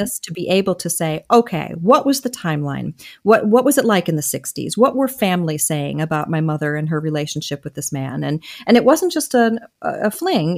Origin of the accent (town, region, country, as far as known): Michigan, United States; born or raised there; also born or lived in Wilmington, Delaware